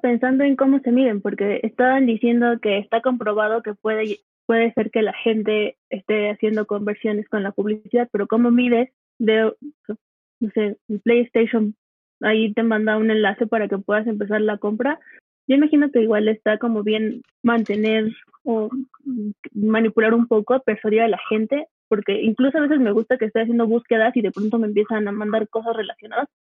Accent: Cuba; moved away as an adult; now in Mexico City, Mexico; soy cubana de hace siete años

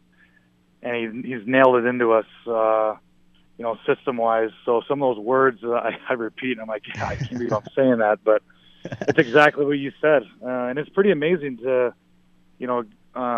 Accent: Toronto, Ontario, Canada; growing up in Toronto

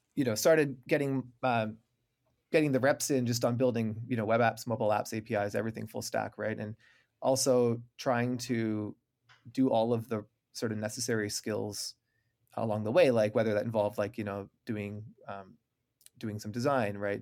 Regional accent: Waterloo, Ontario, Canada; I'm from Waterloo, Ontario, Canada. You know, we learned French growing up

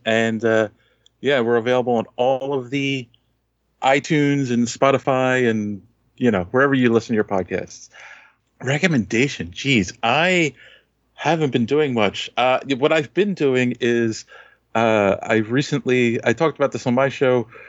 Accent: Philadelphia, Pennsylvania, United States; I'm from Philly

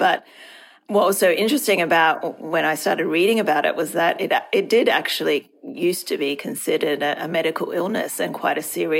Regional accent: Hong Kong; moved away as an adult; now in Australia; Well, I moved to Australia from Hong Kong to study at university, and that's now more than 20 years ago.

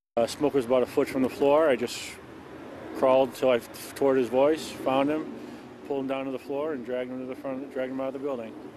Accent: Cicero, Illinois, United States; I'm born and raised in Cicero

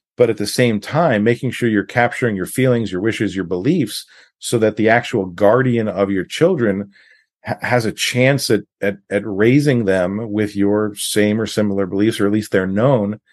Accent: New York, United States; also born or lived in California; now in Washington State, United States; I grew up in New York, um, lived in California. I've been in Washington State for, for a long time

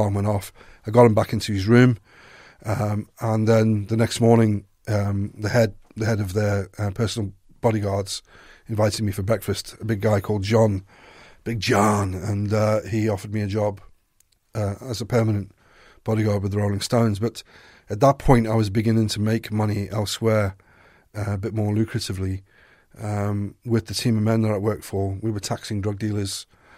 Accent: South Africa; you know, I was raised in South Africa, and my father was a policeman.

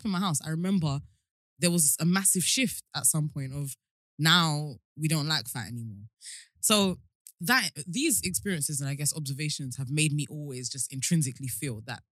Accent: Nigeria; growing up in African society, in Nigerian specifically

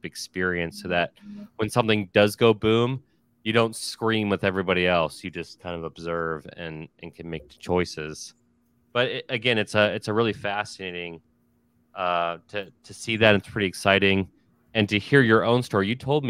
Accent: outside of Philadelphia, Pennsylvania, United States; I was born outside of Philadelphia. My father's from Philadelphia

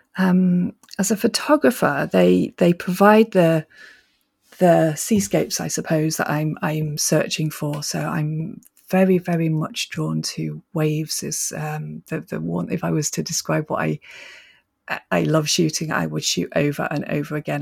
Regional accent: Manchester, North West England, United Kingdom; moved away as an adult; also born or lived in Scotland; I was brought up in Manchester

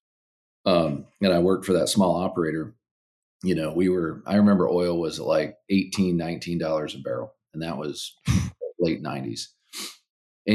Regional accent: South Central Nebraska, United States; moved away as an adult; also born or lived in Sterling, Kansas; I actually was a Nebraska kid. I grew up in South Central Nebraska on a farm and a really small town

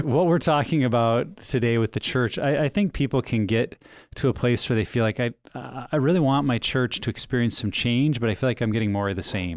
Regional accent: United States; moved away; I grew up in Wyoming, Montana

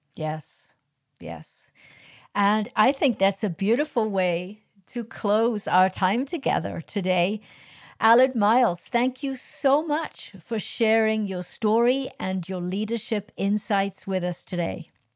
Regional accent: Wales, United Kingdom; I'm Welsh, I'm not English, I'm Welsh

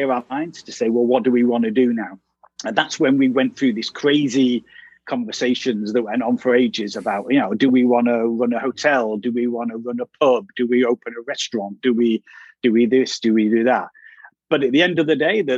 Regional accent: Manchester, North West England, United Kingdom; moved away as an adult; also born or lived in London; I'm from Manchester in the north of England

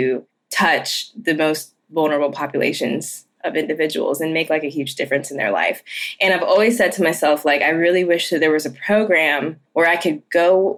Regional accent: the Triad region, North Carolina, United States; also born or lived in Cherokee, North Carolina; I'm from the Triad region, which is about 4 hours from Cherokee

